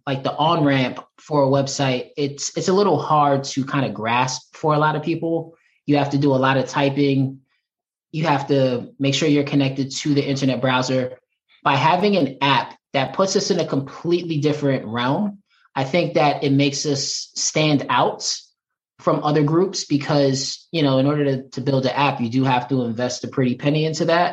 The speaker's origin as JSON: {"language": "English", "region": "New York", "country": "United States", "moved": "yes", "said": "I'm originally from New York"}